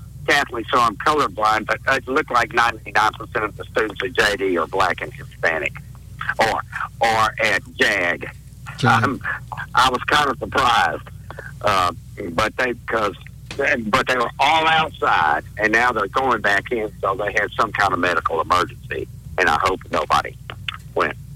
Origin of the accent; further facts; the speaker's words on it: Belgium; I'm Belgian